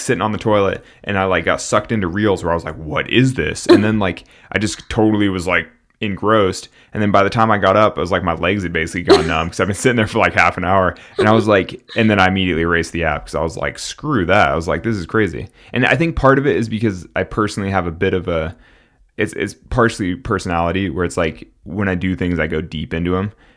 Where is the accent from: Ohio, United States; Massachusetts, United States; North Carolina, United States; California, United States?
California, United States; Central Valley; I'm from the Central Valley in California, and, like, when I grew up, like, tule fog